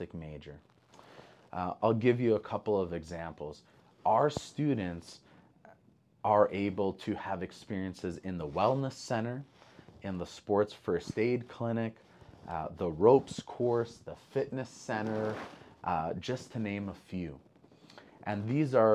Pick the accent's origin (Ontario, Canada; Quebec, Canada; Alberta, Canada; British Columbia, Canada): Quebec, Canada; Montreal; moved away as an adult; now in Idaho, United States; I grew up in Montreal, Canada